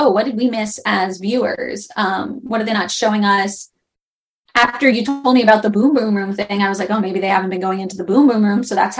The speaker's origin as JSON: {"language": "English", "region": "California", "country": "United States", "said": "as a Californian here."}